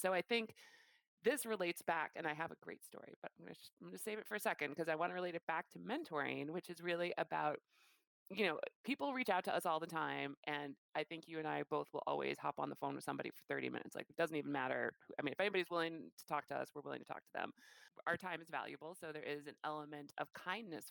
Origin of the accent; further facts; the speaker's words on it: Chicago, Illinois, United States; moved away; I am from Chicago and I grew up in downtown Chicago